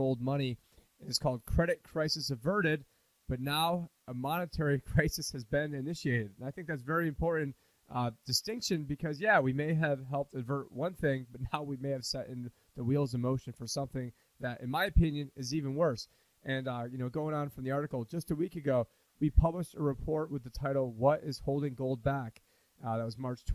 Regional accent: Syracuse, New York, United States; I'm from Syracuse, New York, which is actually the snow capital of the country for any city over 100,000 people.

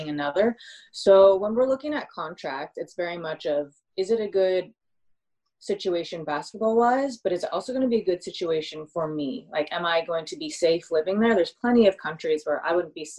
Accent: United States; moved away as an adult; also born or lived in Sydney, Australia; I'm from America

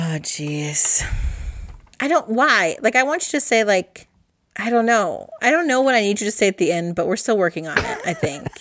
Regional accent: Midwest, United States; we're from the Midwest

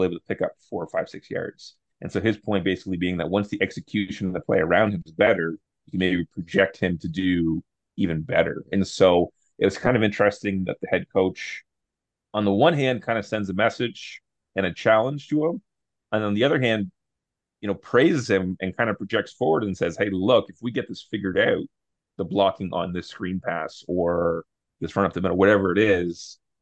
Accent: Canada; we're Canadian

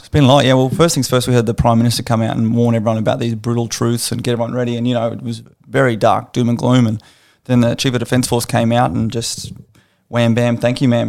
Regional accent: Australia; an Australian citizen

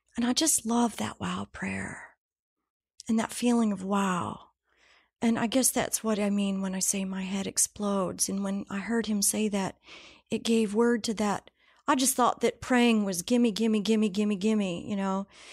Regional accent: Ohio, United States; I grew up in Ohio, had a great family.

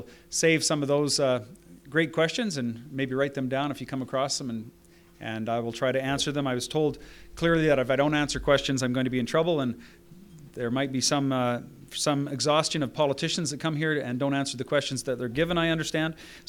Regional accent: Fort McMurray, Alberta, Canada; I am from Fort McMurray, as you may be aware, and I am an Albertan through and through, and very proud to be Albertan. I am from a family of farmers and ranchers, but, 50 years ago, we moved to Fort McMurray

